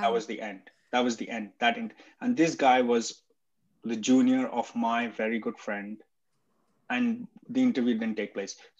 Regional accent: India; moved away; at least I'm Indian. I've, I speak the language, I understand the culture, I've lived there

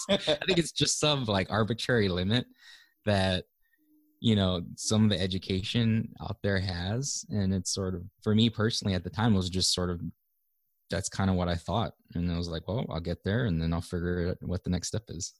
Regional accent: Hawaii, United States; moved away as an adult; grew up and was, was born and raised in Hawaii

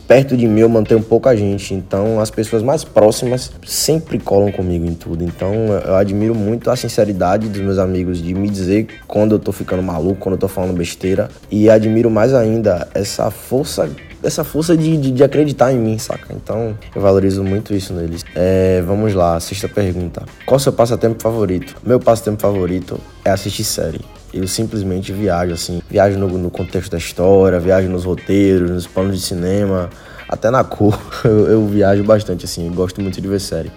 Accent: Bahia, Brazil; Eu sou baiano, então eu digo muito véi, eu digo muito pivete

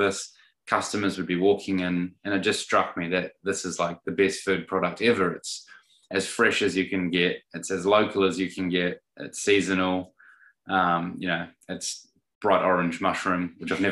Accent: Christchurch, Canterbury, New Zealand; moved away as an adult; also born or lived in Sydney, Australia; now in Adelaide, Australia; So I'm a Kiwi. I'm from Christchurch in New Zealand, and I moved to Sydney when I was, how old was I? Mid-20s

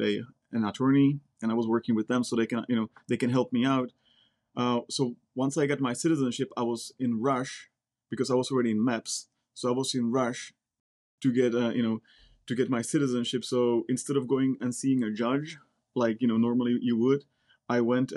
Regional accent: Czechia; English is a second language; moved away as an adult; also born or lived in Silicon Valley, United States; now in United States; I'm originally from the Czech Republic. I came over here back in 2006.

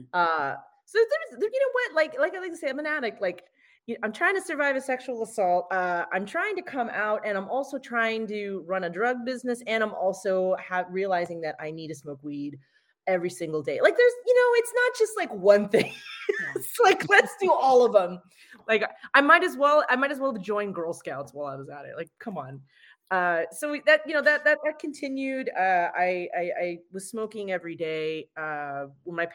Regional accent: United States; I'm American

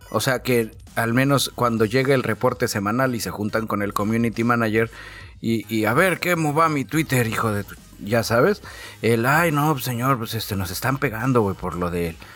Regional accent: Mexico; Es mi derecho como mexicano, güey.

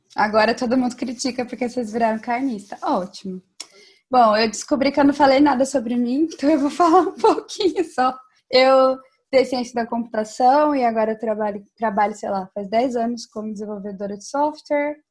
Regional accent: Campinas, São Paulo, Brazil; now in Netherlands; eu sou de Campinas, interior de São Paulo, mas agora eu moro na Holanda

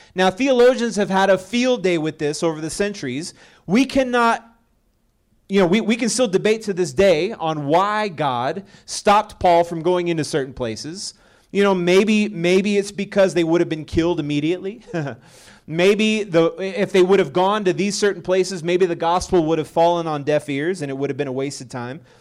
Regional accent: Texas, United States; moved away; also born or lived in Colorado; I'm originally from Texas

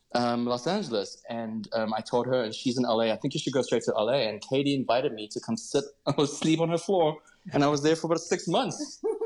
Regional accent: Cape Town, Western Cape, South Africa; I grew up in Cape Town

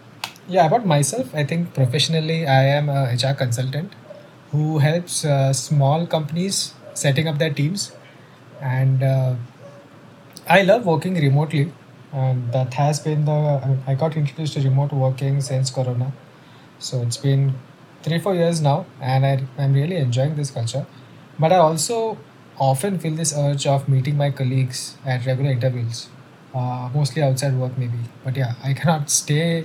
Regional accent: Mumbai, Maharashtra, India; how I grew up. So it was in the suburbs of Mumbai, you know the place where we have grown up

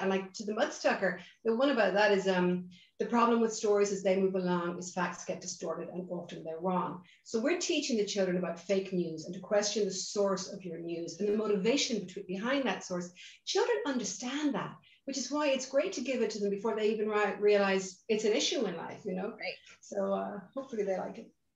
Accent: Ireland; accent: Irish; also born or lived in Boston, United States; you can hear my accent. I'm Irish. In fact, hello from sunny Dublin in, in Ireland

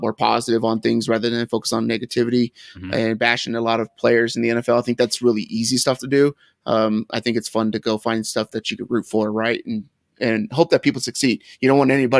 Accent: Linden, California, United States; I'm a kid from Linden, California

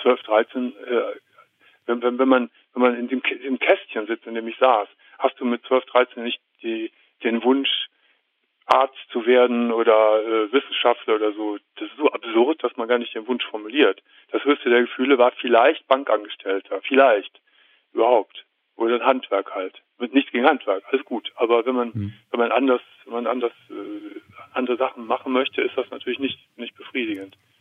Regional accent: Gummersbach, North Rhine-Westphalia, Germany; ich komme aus Gummersbach

